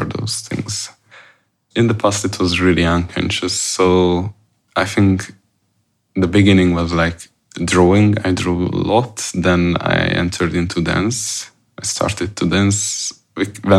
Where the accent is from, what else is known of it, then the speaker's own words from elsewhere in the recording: Hungary; moved away; I came from Hungary. I came from a small town next to Budapest called Bécel. It's quite remote.